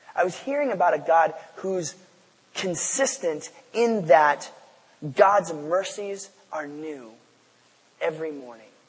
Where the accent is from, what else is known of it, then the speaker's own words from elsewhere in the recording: Port Angeles, Washington, United States; moved away as an adult; also born or lived in Seattle; I came from Port Angeles to be a student here at the University of Washington uh, in in the mid '90s, and I had grown up uh, in a church out there on the Olympic Peninsula